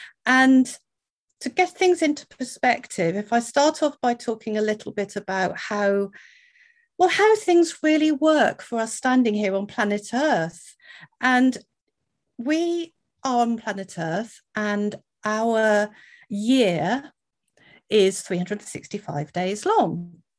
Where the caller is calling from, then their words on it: Wales, United Kingdom; I'm in Wales in the UK, so thank you very much for having me today.